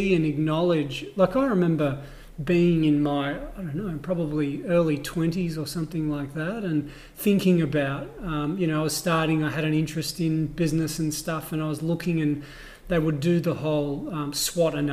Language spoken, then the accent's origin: English; Australia; I'm Australian